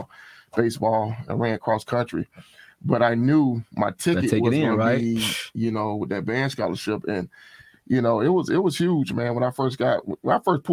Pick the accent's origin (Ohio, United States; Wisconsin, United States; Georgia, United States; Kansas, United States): Georgia, United States; Atlanta; moved away as an adult; also born or lived in Tallahassee, Florida; now in California, United States; growing up in Atlanta